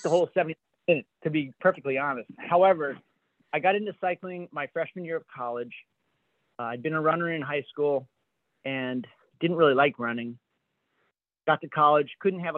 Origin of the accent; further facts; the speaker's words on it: Ohio, United States; I was from Ohio